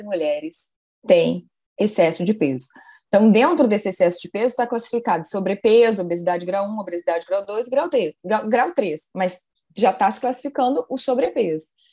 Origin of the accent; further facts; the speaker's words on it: Rio Grande do Sul, Brazil; also born or lived in Pelotas, Brazil; now in Rio de Janeiro, Brazil; eu me formei na Universidade Federal de Pelotas, eu sou gaúcha